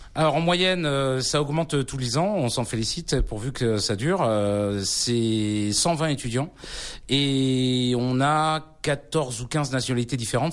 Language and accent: French; Brittany, France; Je suis moi-même originaire de l'Ouest